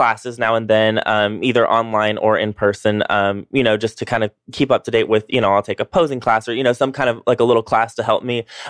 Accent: North Georgia mountains, United States; moved away as an adult; also born or lived in New York; now in Atlanta, United States; I grew up in the North Georgia Mountains. I went to college there, grew up there. I went to college at Young Harris College.

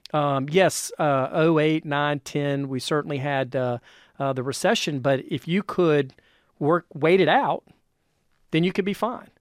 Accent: North Carolina, United States; moved away as an adult; now in North Georgia, United States; I'm originally from North Carolina

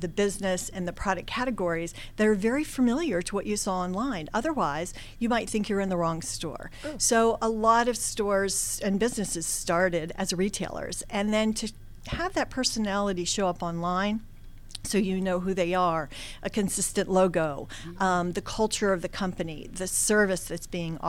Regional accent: Washington, District of Columbia, United States; I was born and raised in Washington, D.C.

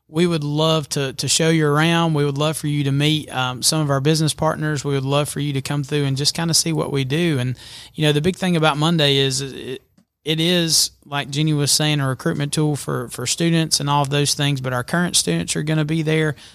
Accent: Albertville, Alabama, United States; moved away as an adult; now in Georgia, United States; I grew up in Alabama. Um, graduated from Albertville High School over in the, in the great state of Alabama

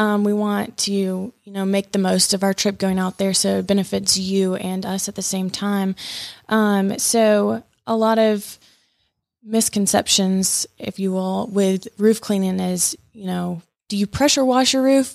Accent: Columbus, Georgia, United States; moved away as an adult; also born or lived in Manhattan, New York; I'm originally from Columbus, Georgia

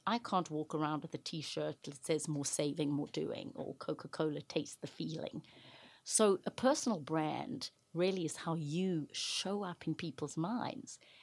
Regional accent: Johannesburg, Gauteng, South Africa; moved away as an adult; now in United States; I grew up in South Africa during the height of apartheid or segregation.

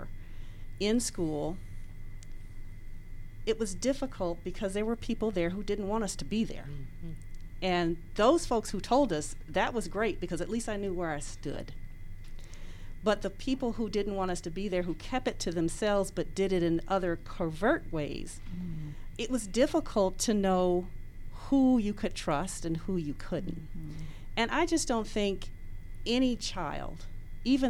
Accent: DeKalb County, Georgia, United States; I was raised in DeKalb County

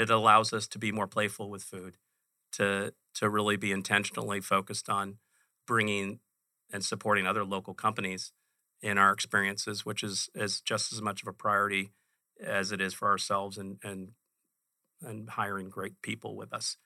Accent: Chicago, Illinois, United States; now in Phoenix, United States; I grew up in Chicago.

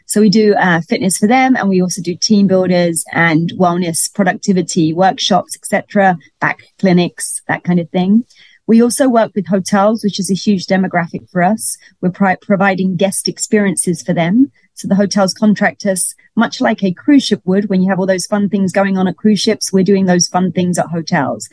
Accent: London, United Kingdom; moved away as an adult; now in Miami, United States; I'm from London, if you didn't notice an accent. and I came over here because of the cruise ships. But once I got to Miami

